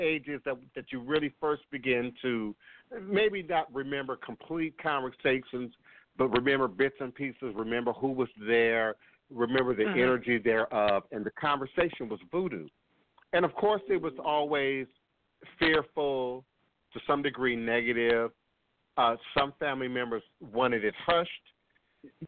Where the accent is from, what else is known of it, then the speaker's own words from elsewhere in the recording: Maryland, United States; moved away as an adult; also born or lived in Chicago, Illinois / Washington, D.C. / Virginia; now in New Orleans, United States; I grew up in Maryland.